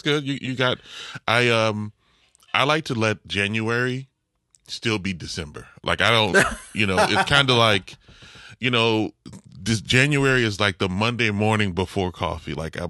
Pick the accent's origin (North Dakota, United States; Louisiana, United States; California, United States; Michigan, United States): Louisiana, United States; New Orleans; You know, I like I'm from New Orleans, but I don't speak like I'm from New Orleans. Now, when I'm with family, it's like I get a lazier tongue because I'm around it.